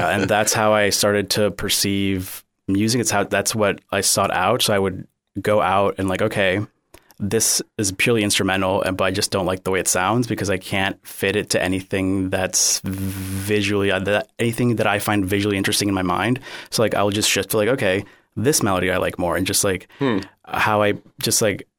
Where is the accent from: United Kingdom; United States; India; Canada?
United States; Cape Coral, Florida; also born or lived in Miami; So I was born in Miami, but I moved to the Southwest Florida area very shortly after, so I've been here pretty much my entire life, yeah, and I've never lived anywhere else.